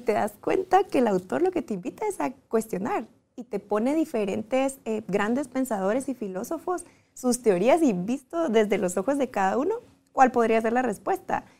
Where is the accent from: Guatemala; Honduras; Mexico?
Guatemala; moved away as an adult; fue la primera vez que me fui de Guatemala